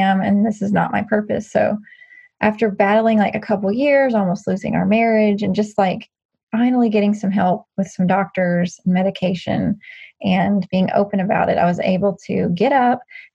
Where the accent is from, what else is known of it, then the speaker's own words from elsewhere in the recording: Nashville, Tennessee, United States; I was born and raised in Nashville